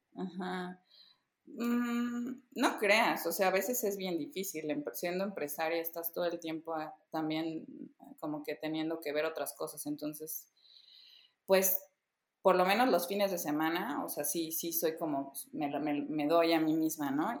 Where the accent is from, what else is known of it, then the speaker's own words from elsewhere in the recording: Veracruz, Mexico; yo crecí en provincia, yo crecí en Veracruz